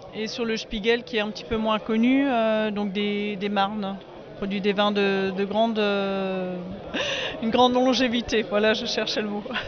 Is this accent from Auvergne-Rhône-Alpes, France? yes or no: no; southern Alsace, Grand Est, France; je viens du sud de l'Alsace